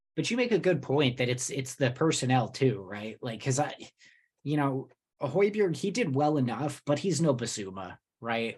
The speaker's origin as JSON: {"language": "English", "region": "New Jersey", "country": "United States", "tie": "born or raised there", "said": "I grew up in Jersey"}